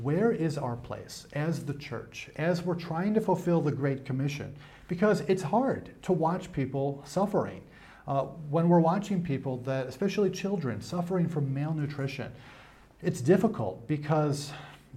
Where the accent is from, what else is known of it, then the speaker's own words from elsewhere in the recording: New York, United States; now in Africa; Growing up in New York, the weather gets cold.